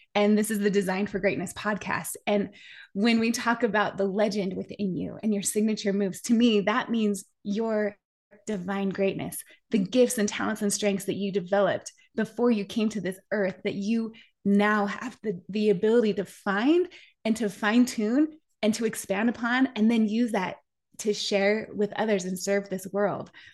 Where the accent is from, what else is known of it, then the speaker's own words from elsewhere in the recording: Park City, Utah, United States; Jason and I grew up together in Park City.